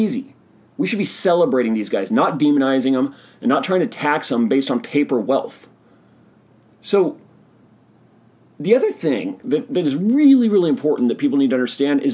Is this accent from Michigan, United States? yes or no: no; Oregon, United States; my home state of Oregon